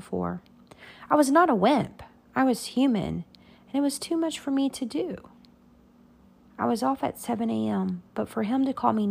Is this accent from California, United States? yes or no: no; Abilene, Texas, United States; also born or lived in San Angelo, Texas; The neurosurgeons back in my hometown had offered for me to come back to Abilene